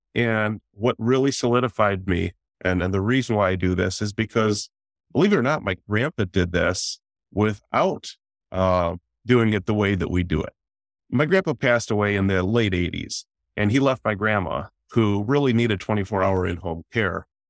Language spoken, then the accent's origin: English; Detroit, Michigan, United States; I'm from the Detroit metro area.